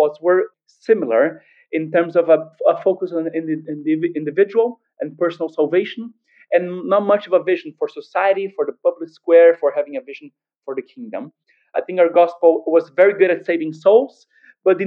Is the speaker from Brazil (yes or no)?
yes; Brazil; born or raised there